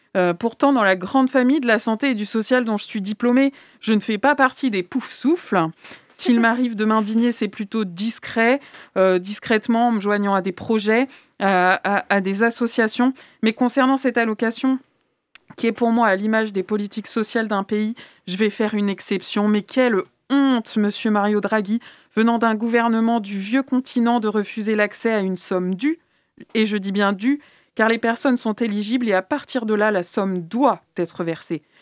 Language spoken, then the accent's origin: French; France; also born or lived in Nantes; chez nous en France